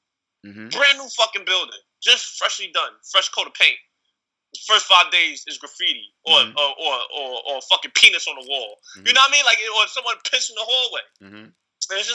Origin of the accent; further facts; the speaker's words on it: New York City, New York, United States; growing up in Harlem